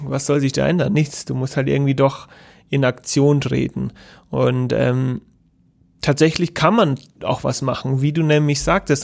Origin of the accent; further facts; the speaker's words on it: Germany; bei uns in Deutschland